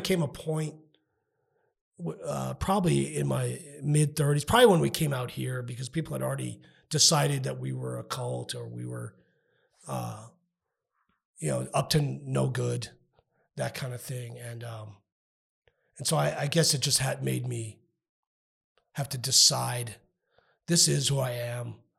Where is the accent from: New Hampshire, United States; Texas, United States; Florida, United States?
Texas, United States; El Paso; I grew up in Northeast El Paso